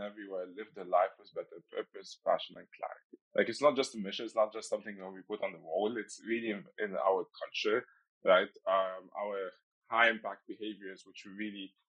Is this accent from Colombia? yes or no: no; Egypt; moved away as an adult; now in Netherlands; I'm originally from Egypt